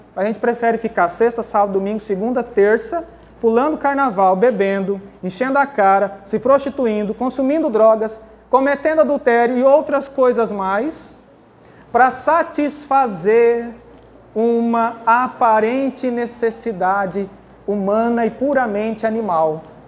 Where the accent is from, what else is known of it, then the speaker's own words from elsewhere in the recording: Brazil; eu sou brasileiro, nascido da terra de Santa Cruz